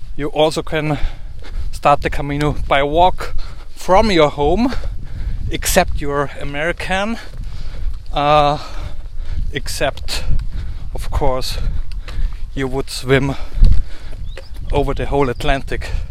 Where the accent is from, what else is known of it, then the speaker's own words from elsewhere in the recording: Salzburg, Austria; first language German; English is a second language; from Salzburg, Austria